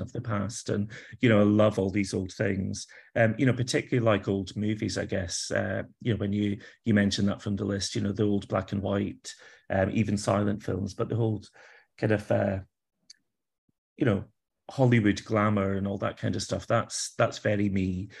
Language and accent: English; Kilpatrick Durham, Scotland, United Kingdom; now in Edinburgh, United Kingdom; I grew up in Scotland. I've not always lived here, but, uh, I did grow up in Scotland, a, a tiny little town, um, village really called Kilpatrick Durham is where I was born.